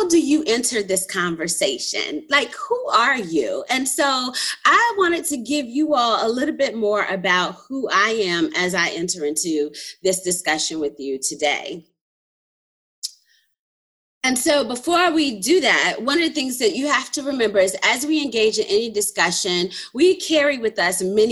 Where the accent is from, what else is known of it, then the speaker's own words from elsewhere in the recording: Petersburg, Virginia, United States; I'm a native of Petersburg, Virginia, very proud to be a native of Petersburg, Virginia